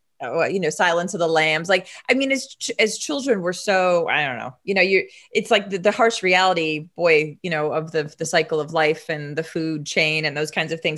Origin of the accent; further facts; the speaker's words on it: Wisconsin, United States; also born or lived in Midwest; I grew up a lot in the Midwest. So I was born in Wisconsin. And so I had a lot, I've lived in 12 states, but a lot of the states were Midwest.